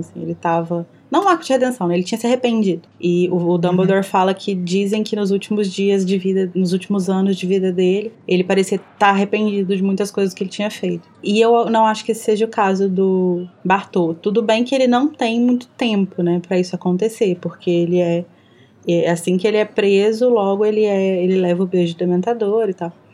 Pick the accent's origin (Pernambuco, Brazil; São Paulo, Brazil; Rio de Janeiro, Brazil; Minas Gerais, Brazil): Minas Gerais, Brazil; accent: mineiro; eu falo com sotaque mineiro super carregado